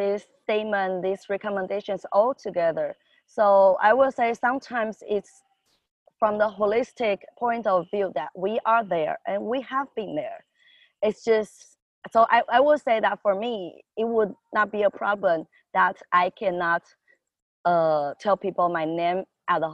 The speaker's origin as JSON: {"language": "English", "country": "Taiwan", "said": "I'm from Taiwan."}